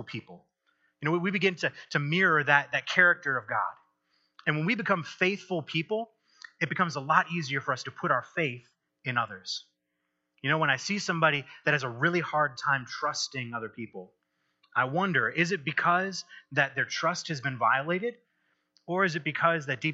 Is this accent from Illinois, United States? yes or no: no; Michigan, United States; moved away; also born or lived in Texas / Kansas; I grew up in Michigan, and I spent some time in Texas, and I've spent some time in Kansas